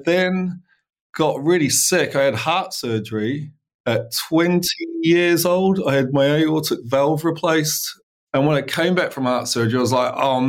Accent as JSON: {"language": "English", "town": "Christchurch", "region": "Canterbury", "country": "New Zealand", "tie": "born or raised there", "moved": "yes", "lives_now": "United Kingdom", "said": "So I was born in Christchurch, New Zealand, a long time ago, 1975."}